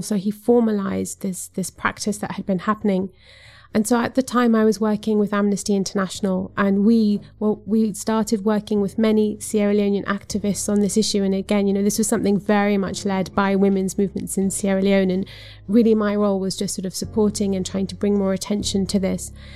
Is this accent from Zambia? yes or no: yes; Zambia; I come from Zambia, which is a s, a self-declared Christian country